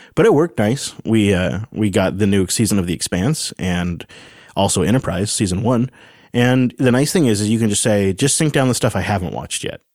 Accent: Pacific Northwest, United States; we're from the Pacific Northwest, where you don't really have that kind of, like, hanging humidity

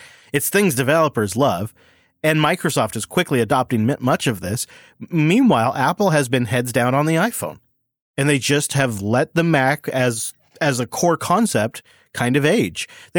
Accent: Germany; English is a second language; I mean, yes, I'm from Germany.

